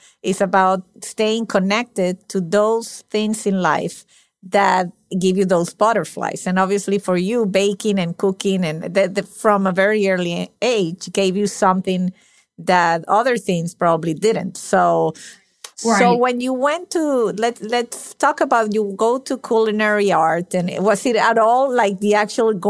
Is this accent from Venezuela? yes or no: yes; Venezuela; English is a second language; moved away; my parents were Italian. I was born in Venezuela. So I got two languages without working for them at all.